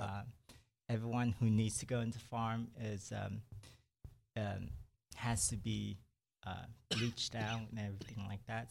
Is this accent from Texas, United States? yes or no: yes; Brenham, Texas, United States; also born or lived in Houston; I grew up in Brenham. I, I did my, um, elementary year there, and then after that, in junior high, we moved to Houston, and I stayed there ever since